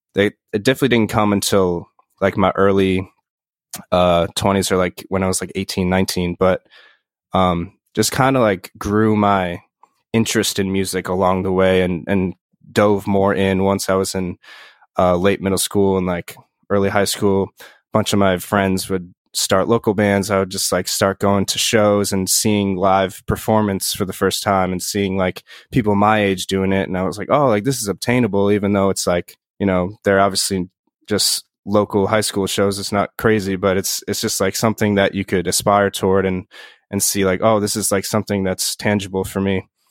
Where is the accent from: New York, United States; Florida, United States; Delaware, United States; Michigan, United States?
New York, United States; Poughkeepsie; also born or lived in Bronx, New York / Yonkers, New York; born in, like, the Bronx and lived in Yonkers until I was, like, nine, and then I moved up to, uh, around, like, the Poughkeepsie area